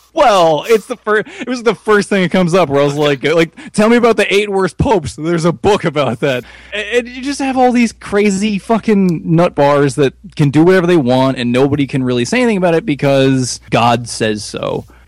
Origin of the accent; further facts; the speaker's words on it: United States; As an American